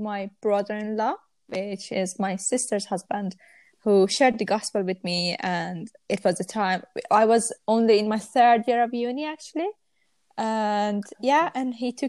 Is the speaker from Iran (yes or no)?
yes; Iran; now in Manchester, United Kingdom; I'm from Iran originally, but I live in Manchester.